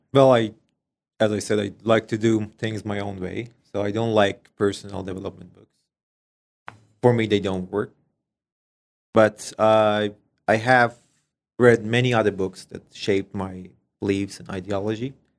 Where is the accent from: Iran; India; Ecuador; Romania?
Iran; English is a second language; moved away as an adult; now in Canada; we're coming from Middle East